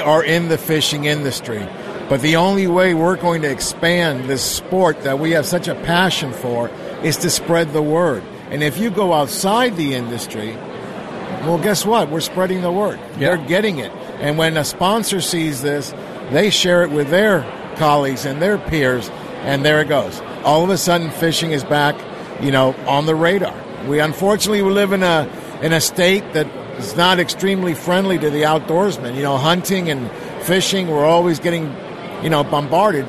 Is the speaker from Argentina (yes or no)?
yes; Argentina; now in California, United States; I was born in Argentina